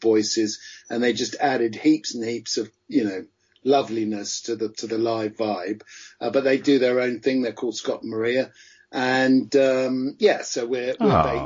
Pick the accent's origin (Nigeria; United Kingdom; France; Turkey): United Kingdom; Farnham, South East England; also born or lived in Munich / Bentley / Hastings / London; now in Brighton, United Kingdom; I grew up from a very young age when my parents divorced. My mum came back here and I grew up around the Farnham area, Bentley and then Farnham